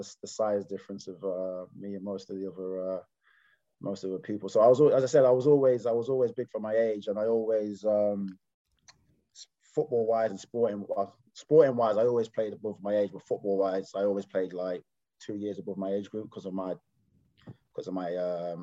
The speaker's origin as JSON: {"language": "English", "area": "Staffordshire", "region": "West Midlands", "country": "United Kingdom", "tie": "born or raised there", "said": "I grew up in Staffordshire, so it was a local club"}